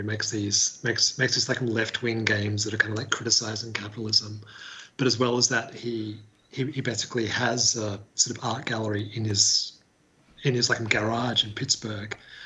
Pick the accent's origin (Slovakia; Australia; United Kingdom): Australia; Hobart, Tasmania; now in Sydney, Australia; I'm originally from Hobart, currently based in Sydney.